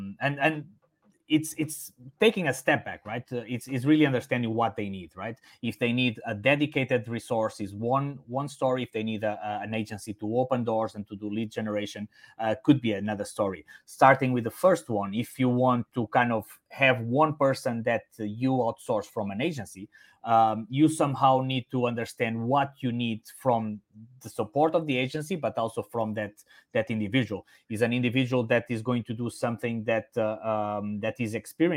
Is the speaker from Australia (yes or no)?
no; Portugal; first language Portuguese and Spanish; English is a second language; moved away as an adult; also born or lived in Italy; now in Singapore; My native languages are Portuguese and Spanish because my hometown is actually in the border with Spain.